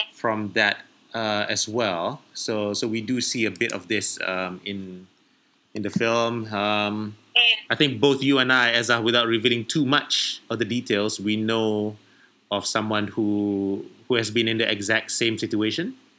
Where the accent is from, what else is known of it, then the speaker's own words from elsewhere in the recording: Malaysia; I orang Melayu